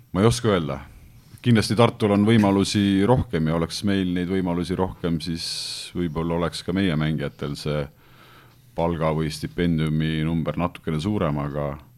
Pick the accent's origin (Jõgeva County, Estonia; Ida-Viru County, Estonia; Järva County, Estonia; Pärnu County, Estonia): Pärnu County, Estonia; Pärnu; ma olen pärnakas